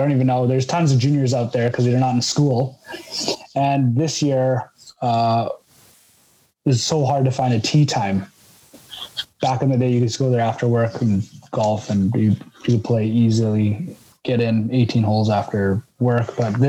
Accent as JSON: {"language": "English", "town": "Selkirk", "region": "Manitoba", "country": "Canada", "tie": "born or raised there", "said": "So I grew up in Selkirk, Manitoba."}